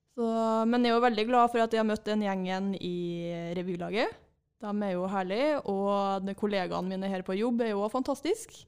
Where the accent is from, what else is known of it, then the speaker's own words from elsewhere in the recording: Trøndelag, Norway; i Trøndelag, der jeg er fra, jeg har jo vokst opp på gård